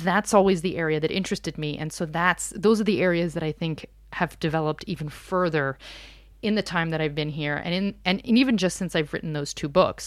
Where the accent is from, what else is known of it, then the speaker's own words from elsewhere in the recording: outside of Philadelphia, Pennsylvania, United States; moved away as an adult; now in Paris, France; I grew up outside of Philadelphia